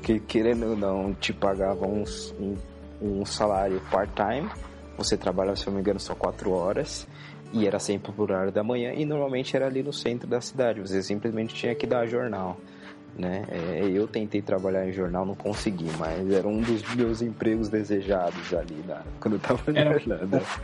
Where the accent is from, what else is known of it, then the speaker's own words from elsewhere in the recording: São Paulo, Brazil; eu que sou de São Paulo